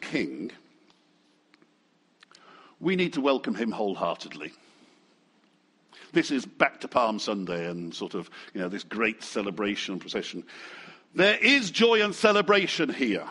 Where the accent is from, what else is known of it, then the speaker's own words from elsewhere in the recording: United Kingdom; I still think we're very British.